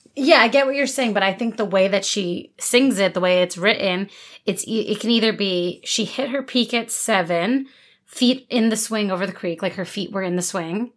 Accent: New Jersey, United States; I grew up in New Jersey, not Pennsylvania

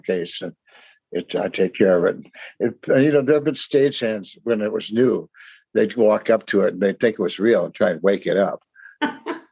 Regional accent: Hastings, Minnesota, United States; also born or lived in Bethesda, Maryland / Barron, Wisconsin; I was in my hometown here in Hastings, Minnesota, by the time I was, I think I started first grade here

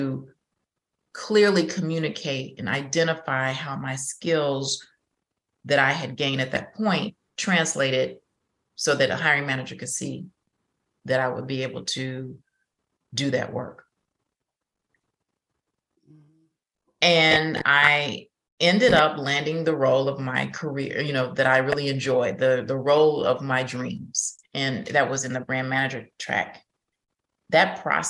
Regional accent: Chicago, Illinois, United States; moved away as an adult; also born or lived in Houston; I'm originally from Chicago

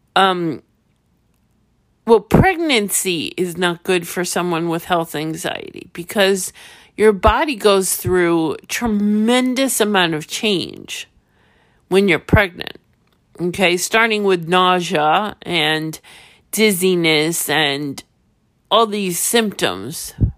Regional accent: New York, United States; I'm from New York

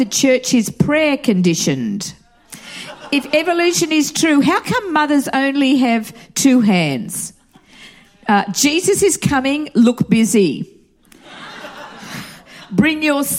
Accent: Australia; moved away as an adult; also born or lived in Atlanta, Georgia / North Hollywood, Los Angeles; now in United States; growing up in Australia.

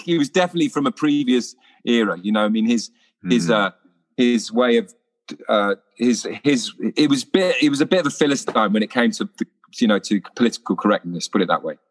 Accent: London, United Kingdom; I was born in Putney

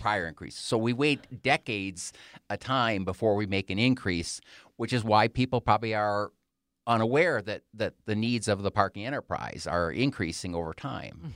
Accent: Wisconsin, United States; moved away as an adult; now in Colorado Springs, United States; I was born and raised in Wisconsin and went to school there

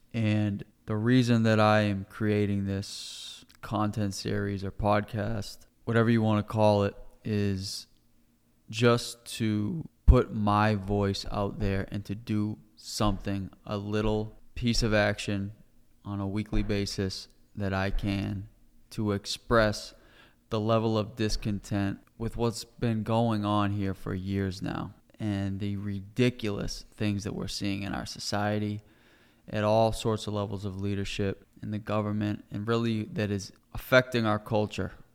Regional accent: United States; as an American citizen

